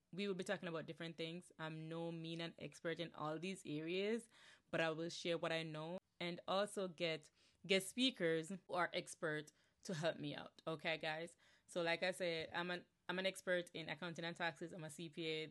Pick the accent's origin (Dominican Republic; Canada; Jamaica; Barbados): Jamaica; moved away as an adult; now in New Jersey, United States; I'm originally from Jamaica, born and raised, okay, Yardi, straight up Yardi